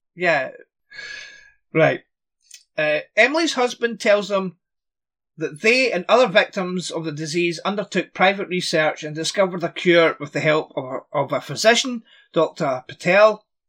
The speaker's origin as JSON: {"language": "English", "region": "Scotland", "country": "United Kingdom", "said": "I'm Scottish"}